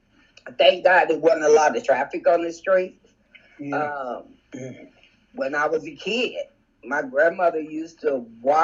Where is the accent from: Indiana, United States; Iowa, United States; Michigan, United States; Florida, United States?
Indiana, United States; Gary; Born and raised in Gary